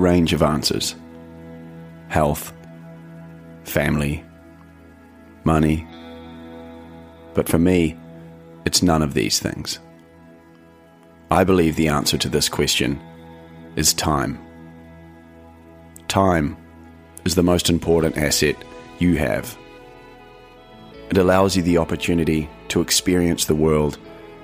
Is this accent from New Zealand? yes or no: yes; New Zealand; in New Zealand, my home country